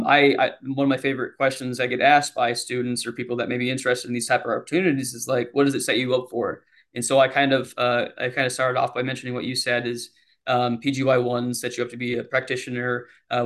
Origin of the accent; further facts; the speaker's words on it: Iowa, United States; moved away as an adult; now in Nashville, United States; being born and raised in Iowa all my life